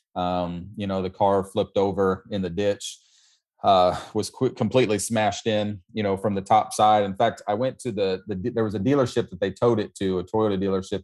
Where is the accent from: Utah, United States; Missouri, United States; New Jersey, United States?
Missouri, United States; moved away as an adult; also born or lived in Brooklyn, New York; now in Florida, United States; I was born, born in Missouri